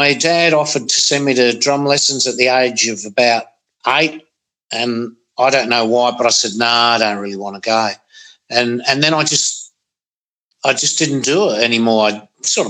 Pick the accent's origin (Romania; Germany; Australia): Australia; Gawler, South Australia; also born or lived in Adelaide; Grew up in Gawler and the Adelaide northern suburbs